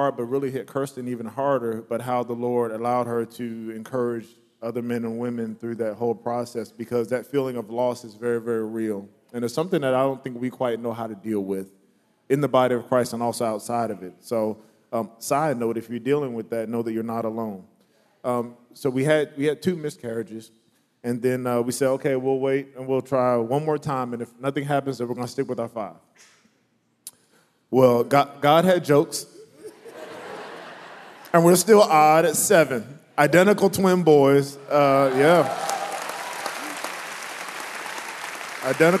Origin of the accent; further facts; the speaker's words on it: Virginia, United States; moved away as an adult; also born or lived in South Carolina; now in Boston, United States; I grew up in Virginia, in South Carolina.